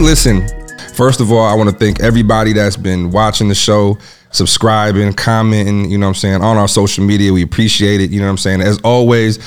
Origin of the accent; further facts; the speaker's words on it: Lansing, Michigan, United States; moved away as an adult; also born or lived in Huntsville, Alabama; now in Atlanta, United States; I'm from Lansing, Michigan originally